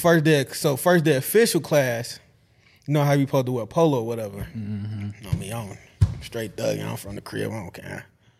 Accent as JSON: {"language": "English", "town": "Chicago", "region": "Illinois", "country": "United States", "said": "I'm from Chicago."}